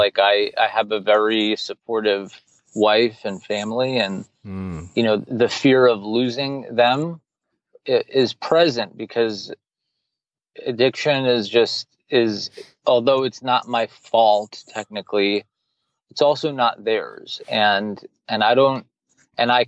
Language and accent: English; New York City, New York, United States; now in Miami, United States; I grew up in New York City